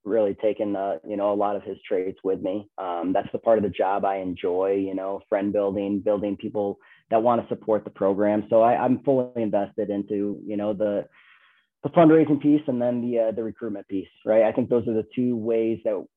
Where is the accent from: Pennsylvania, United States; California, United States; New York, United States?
New York, United States; Binghamton; moved away as an adult; also born or lived in Ithaca, New York / Iowa; now in Colorado, United States; I grew up in Binghamton, New York